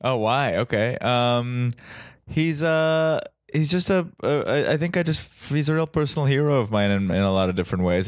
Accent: Mumbai, Maharashtra, India; now in United States; I grew up in Mumbai in India

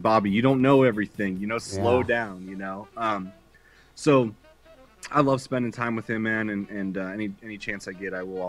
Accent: Pittsburgh, Pennsylvania, United States; growing up in Pittsburgh

